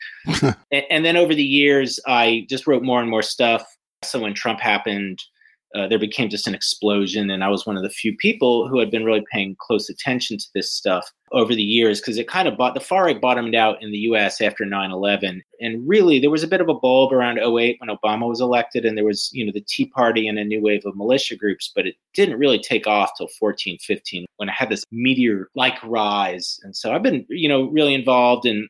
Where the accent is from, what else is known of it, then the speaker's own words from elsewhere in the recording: Atlanta, Georgia, United States; I grew up in Atlanta